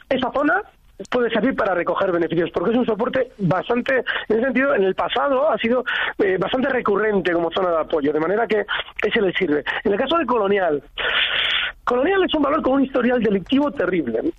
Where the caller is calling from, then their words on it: Madrid, Community of Madrid, Spain; Hola, buenas tardes. … de Madrid.